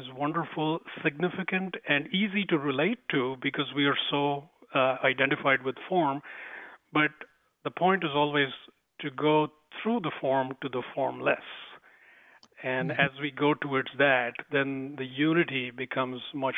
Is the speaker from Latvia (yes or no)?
no; India; accent: Indian; moved away; I was born in India, grew up there. Most of my education was in India